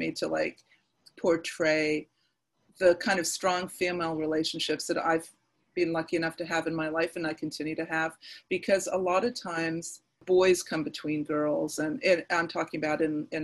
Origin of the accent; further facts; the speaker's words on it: Nova Scotia, Canada; my hometown, which is the most beautiful fishing village in Nova Scotia.